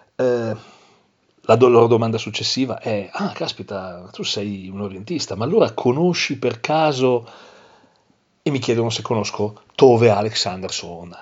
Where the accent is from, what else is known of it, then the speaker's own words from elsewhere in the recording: Milan, Lombardy, Italy; io sono di Milano